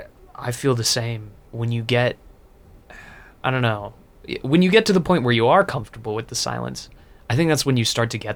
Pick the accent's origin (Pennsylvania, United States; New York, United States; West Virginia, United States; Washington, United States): Washington, United States; moved away as an adult; now in United Kingdom; So I'm from Washington, not too far from Montana.